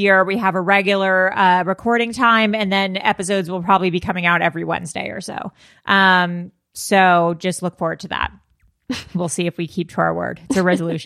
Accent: California, United States; Rachel and I are California girls

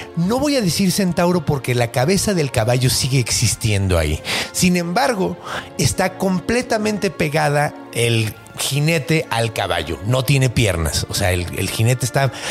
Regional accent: Ciudad Juárez, Chihuahua, Mexico; yo crecí en, en Juaritos

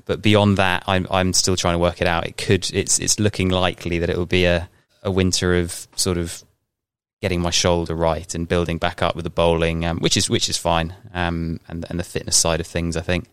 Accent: Tunbridge Wells, South East England, United Kingdom; so I've grown up in Tunbridge Wells

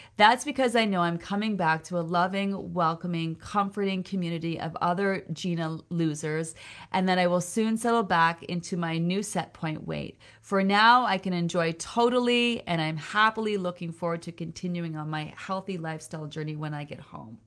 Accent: Peterborough, Ontario, Canada; Peterborough, Ontario. That's my hometown. That's where I was born, Peterborough, Ontario.

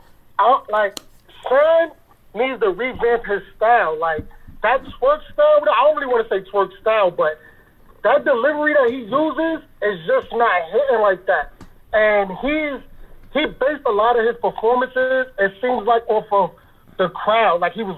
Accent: Harlem, New York, United States; Why you have to throw out I'm from Harlem?

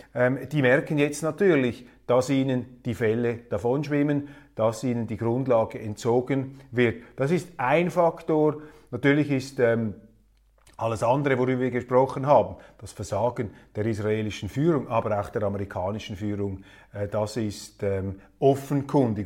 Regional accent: Switzerland; als Schweizer

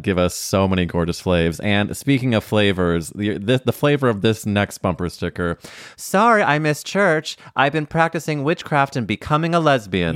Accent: St. Louis, Missouri, United States; moved away; growing up in Saint Louis Mo

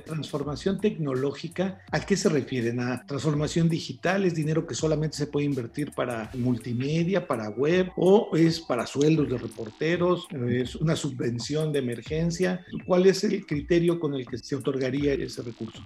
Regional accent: Mexico; mi país, en México

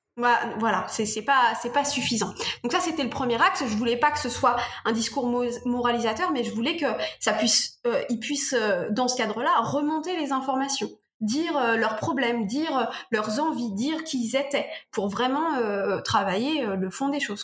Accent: Normandy, France; Je suis normande

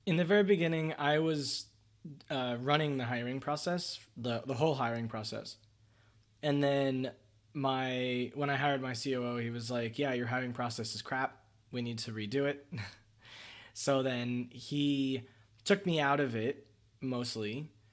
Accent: United States; As an American

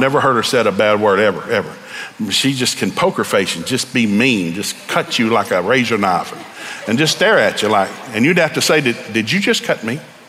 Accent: Tennessee, United States; moved away as an adult; now in Oklahoma, United States; I came from East Tennessee, and God sent us out there to go to Bible school.

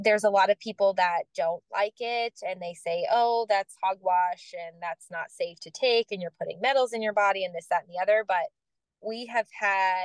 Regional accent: Florida, United States; moved away as an adult; now in Tennessee, United States; I'm from Florida.

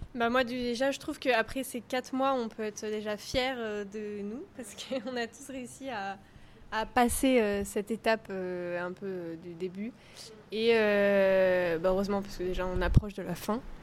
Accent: France; born or raised there; moved away as an adult

